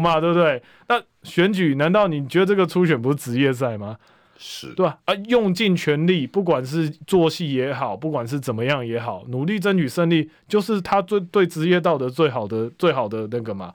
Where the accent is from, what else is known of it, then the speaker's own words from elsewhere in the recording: Taichung, Taiwan; 我是台中人啊